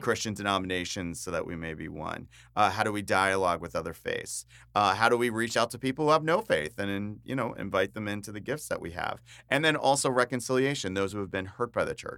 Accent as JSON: {"language": "English", "region": "New Jersey", "country": "United States", "tie": "born or raised there", "also_born_or_lived": "Baltimore, Maryland / Phoenix, Arizona", "moved": "as an adult", "said": "And I grew up in New Jersey, grew up on the East Coast"}